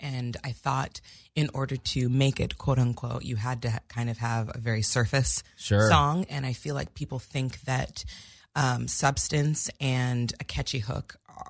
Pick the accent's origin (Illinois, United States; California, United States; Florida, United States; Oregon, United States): California, United States; Santa Barbara; moved away; It's a weird place to grow up, though, because you don't really appreciate the beauty. But now when I go back, I'm like, I can't believe I grew up here.